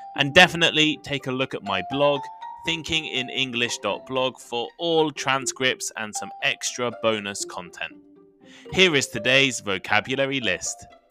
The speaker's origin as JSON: {"language": "English", "area": "the English countryside", "region": "England", "country": "United Kingdom", "tie": "born or raised there", "said": "Growing up in the English countryside"}